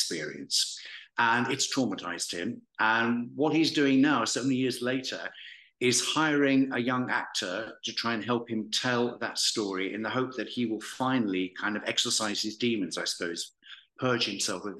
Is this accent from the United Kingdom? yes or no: yes; Walsall, West Midlands, United Kingdom; moved away as an adult; I was born in Warsaw. For anyone who knows it well, I was born on the Beachdale Estate in Karma. And, we lived there until I was 10, and then we moved to little Bloxwich in the north of Warsaw. So I was there till I was 18